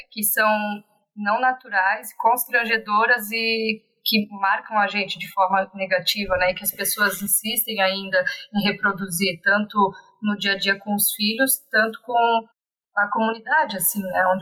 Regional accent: Blumenau, Santa Catarina, Brazil; sou de Blumenau, Santa Catarina, uma cidade bem conservadora

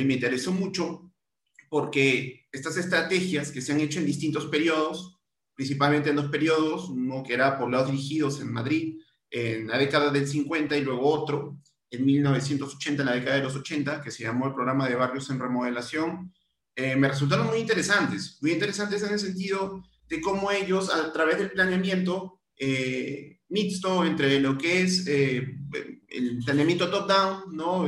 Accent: Peru; yo como peruano, como peruano

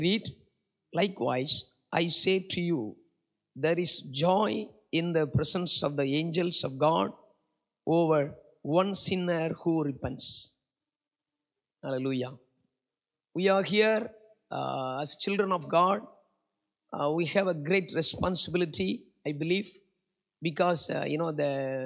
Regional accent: India; moved away as an adult; now in Singapore; I was a migrant worker from India, now I am a Singaporean. I'm almost 15 years, I'm Singaporean.

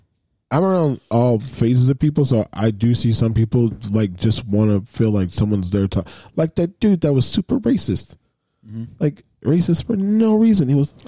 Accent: the South, United States; I'm from the South.

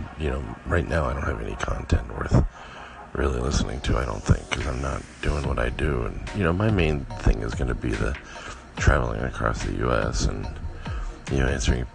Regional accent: South Pasadena, California, United States; growing up in South Pasadena

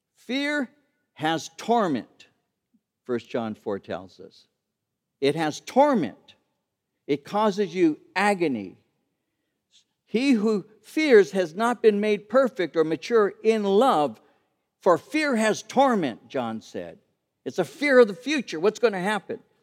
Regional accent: Santa Fe Springs, California, United States; When I was taking catechism classes at the age of seven or eight at Saint Pius the Tenth Church in Santa Fe Springs

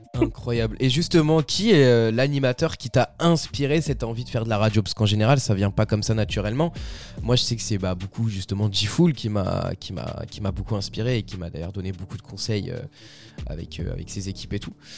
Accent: France; chez nous en France

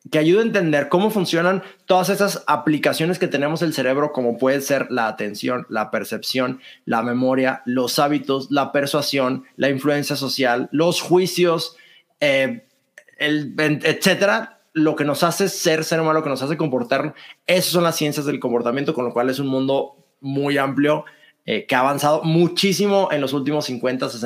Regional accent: Monterrey, Nuevo León, Mexico; now in Mexico City, Mexico; Soy de Monterrey, vivo en la Ciudad de México, no sé si ya perdí mi acento, algunos dicen que lo perdieron, otros dicen que no.

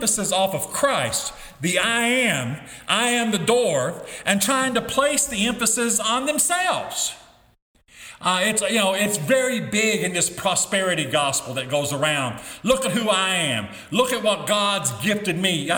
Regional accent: United States; As an American, as a public school teacher

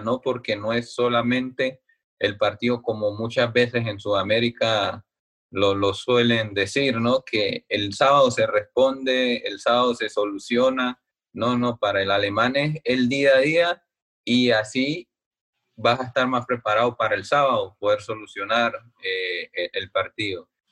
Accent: Colombia; moved away as an adult; also born or lived in Berlin, Germany; como colombianos

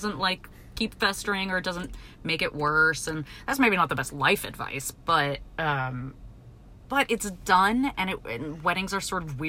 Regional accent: New Jersey, United States; I'm from Jersey

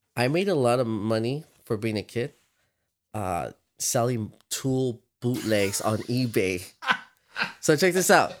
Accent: Victorville, California, United States; so we grew up in Victorville

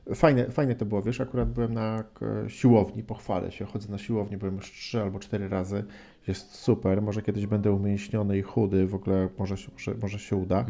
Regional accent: Gdynia, Pomeranian Voivodeship, Poland; koleżankę Magdę z Gdyni, z mojego rodzinnego miasta

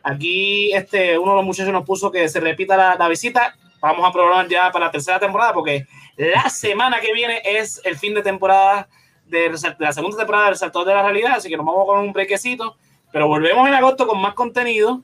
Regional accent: Puerto Rico

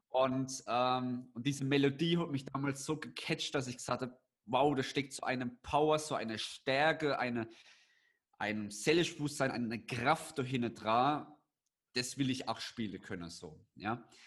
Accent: Landau, Rhineland-Palatinate, Germany; in Landau bei uns in der Pfalz

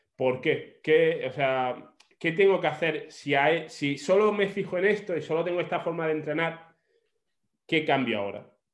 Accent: Granada, Andalusia, Spain; also born or lived in Australia; yo soy de Granada

